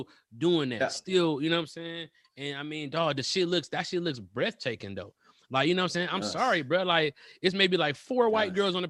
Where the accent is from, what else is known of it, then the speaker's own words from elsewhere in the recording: Michigan, United States; Now I'm from Michigan.